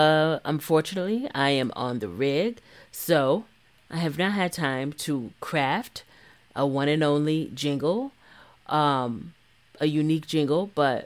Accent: East Coast, United States; Originally, I'm from the East Coast, but I've been living in the Bay for 20 years.

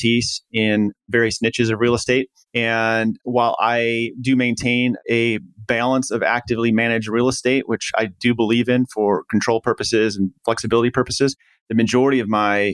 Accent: Midwest, United States; I grew up in the Midwest, pretty humble family

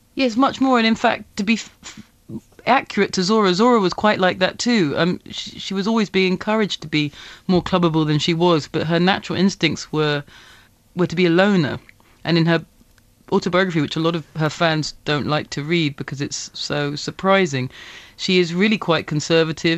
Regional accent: England, United Kingdom; I didn't grow up in, in England, uh, that overtly, uh, racist

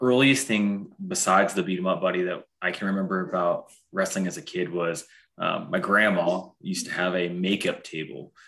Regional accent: Fort Wayne, Indiana, United States; also born or lived in Utah; I'm from Fort Wayne originally

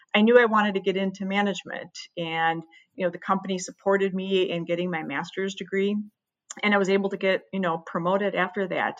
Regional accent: Midwest, United States; I was born and raised in the Midwest

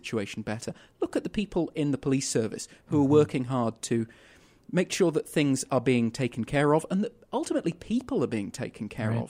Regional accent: London, United Kingdom; moved away as an adult; now in Winnipeg, Canada; I'm some kid from London, England.

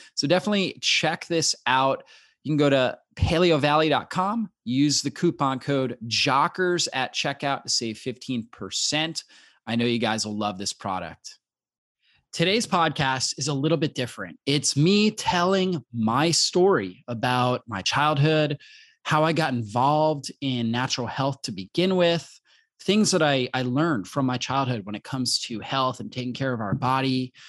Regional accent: Pennsylvania, United States; also born or lived in Long Island, New York; I was born in Long Island, New York. My dad is from New York, from Long Island. My mom is from Buffalo, New York. My dad's, you know, he has the New York accent. We moved to Pennsylvania, the Poconos, when I was in my, about 6 years old.

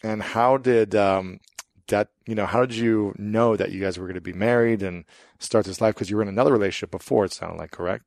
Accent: Columbus, Ohio, United States; I'm from Columbus, where Victoria's Secret and Limited is at.

